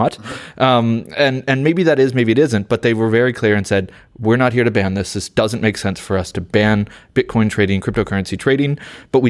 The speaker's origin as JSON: {"language": "English", "country": "United States", "accent": "American", "moved": "yes", "lives_now": "London, United Kingdom", "said": "being American in London"}